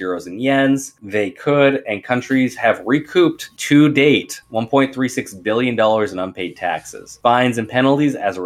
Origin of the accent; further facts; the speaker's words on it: Canada; As a Canadian